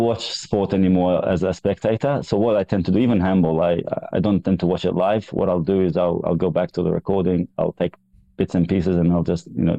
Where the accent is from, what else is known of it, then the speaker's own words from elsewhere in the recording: Australia; born there; Yeah, because I was born in Australia, I remember thinking a lot. I just wanted to be in Australia. I wanted to be back in Australia.